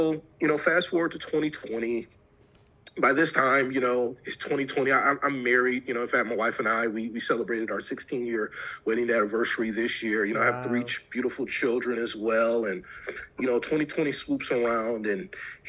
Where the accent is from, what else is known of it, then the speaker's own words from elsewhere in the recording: Detroit, Michigan, United States; I grew up in the Metro Detroit area